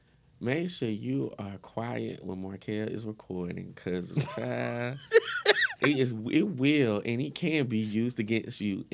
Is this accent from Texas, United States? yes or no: no; Atlanta, Georgia, United States; accent: Atlanta; I'm from Atlanta.